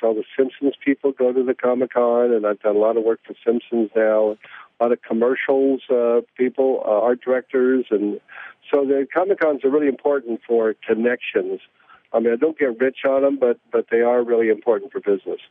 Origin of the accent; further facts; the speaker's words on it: Oregon, United States; now in New York, United States; I'm from Oregon